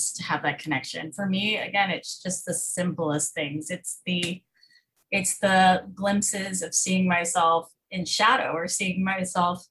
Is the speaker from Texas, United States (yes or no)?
yes; Fort Worth, Texas, United States; I grew up in Fort Worth, Texas, in a very, very conservative, homeschool cult